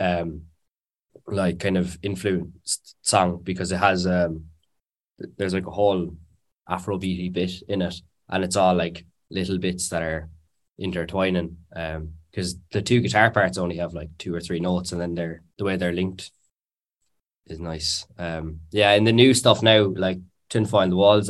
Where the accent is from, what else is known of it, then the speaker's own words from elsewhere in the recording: Cork, Munster, Ireland; I'm from Cork